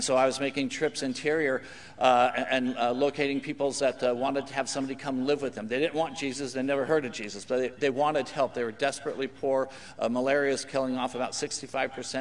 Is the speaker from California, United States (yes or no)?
yes; California, United States; also born or lived in Papua New Guinea; I'm from California